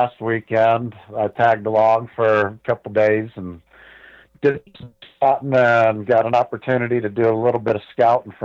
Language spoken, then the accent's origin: English; Ohio, United States; moved away as an adult; now in New Mexico, United States; I grew up in Ohio.